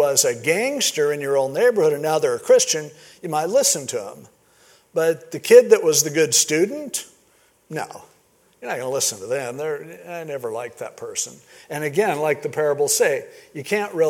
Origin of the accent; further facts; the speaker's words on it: Stanton, California, United States; growing up in Stanton, California